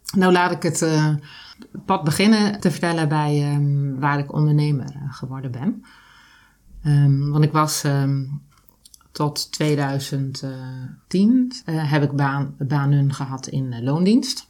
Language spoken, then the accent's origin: Dutch; Drenthe, Netherlands; moved away; also born or lived in Zoeterwoude; dat kan ik alleen zijn in Drenthe, waar ik ben groot geworden, waar ik ben opgegroeid